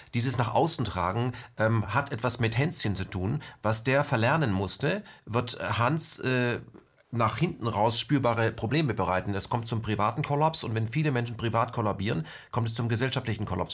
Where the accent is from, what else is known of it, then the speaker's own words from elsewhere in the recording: West Germany, Germany; bei uns im Westen